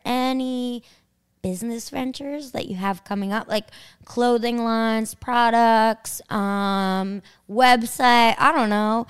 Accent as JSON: {"language": "English", "town": "Kings Park", "region": "New York", "country": "United States", "tie": "born or raised there", "said": "I can't rep my town. I'm from Kings Park"}